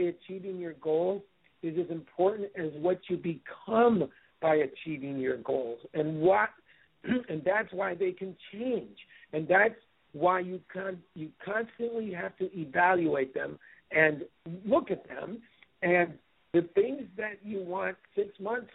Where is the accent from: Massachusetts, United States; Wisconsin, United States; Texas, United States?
Wisconsin, United States; moved away; back 30 years ago, I came from Wisconsin. My dad worked for the Wisconsin Gas Company